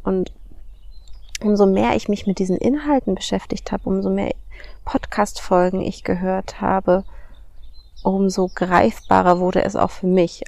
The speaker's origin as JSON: {"language": "German", "country": "Germany", "said": "wir als Deutschen, als Deutsche religiös erzogen werden"}